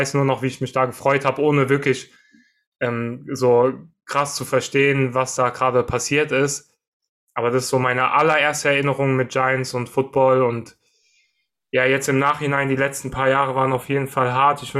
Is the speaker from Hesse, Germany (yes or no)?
yes; Frankfurt, Hesse, Germany; Also natürlich wir als Frankfurter oder im Frankfurter Raum lebende äh, wäre die Commerzbank Arena vielleicht ein bisschen cooler.